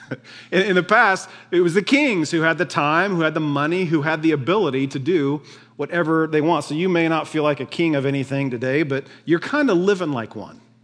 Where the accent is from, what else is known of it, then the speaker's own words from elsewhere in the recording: United States; we're Americans